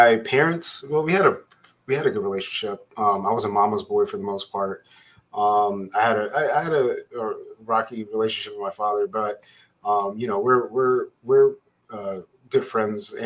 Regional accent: Southern California, United States; also born or lived in Lynwood, California / Compton, California / Los Angeles, California / Anaheim, California; So I grew up in Southern California. I was born actually in Linwood, but we lived in Compton and Los Angeles, and I moved to Anaheim when I was 9 years old, Anaheim Hills

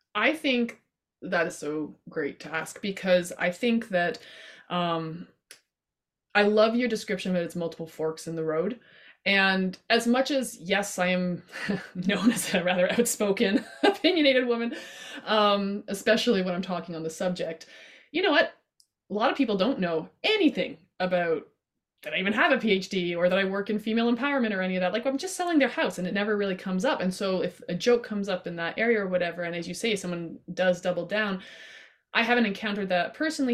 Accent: Canada; I love being Canadian and I'm proud

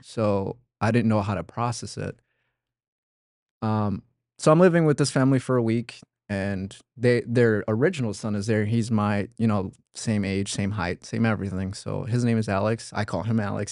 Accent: Oaxaca, Mexico; now in United States; I was born in Oaxaca, Mexico. Um, it's south

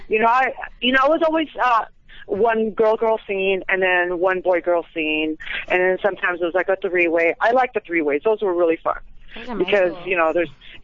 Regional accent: Philippines; moved away as an adult; now in Las Vegas, United States; I came here from the Philippines

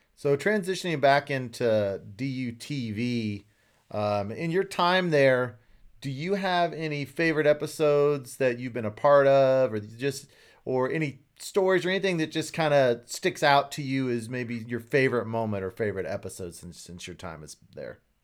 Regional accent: Central Kansas, United States; I grew up in Central Kansas.

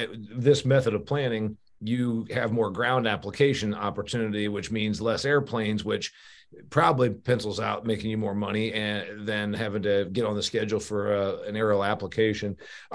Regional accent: Midwest, United States; I'm such a northerner or a Midwesterner because as Molly will remind me, I'm a Midwesterner.

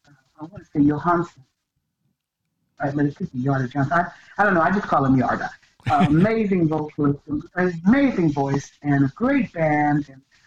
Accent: England, United Kingdom; No, I'm just English.

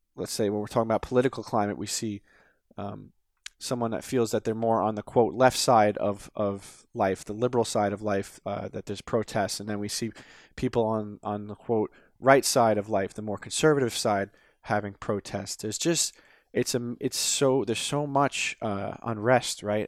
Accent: United States

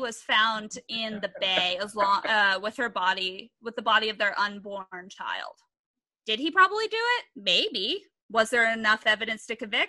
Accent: Bay Area, California, United States; I grew up in the Bay Area

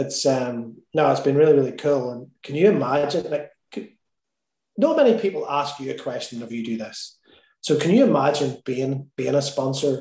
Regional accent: Northern Ireland, United Kingdom; I'm Irish

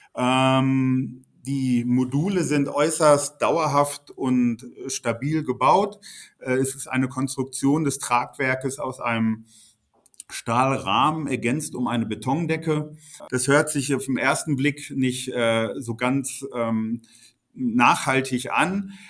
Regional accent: Bochum, North Rhine-Westphalia, Germany; in der Unistadt Bochum, meine Heimatstadt

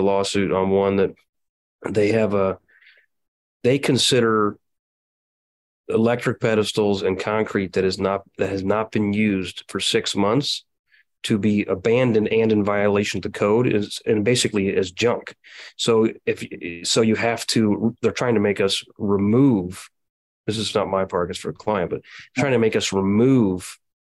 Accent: Quincy, Illinois, United States; I own parks in my hometown, I'm in Adams, Quincy, Illinois, in Adams County

